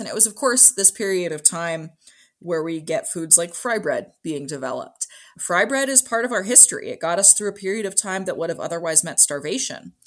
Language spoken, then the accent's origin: English; Kalispell, Montana, United States; I was born and raised in Kalispell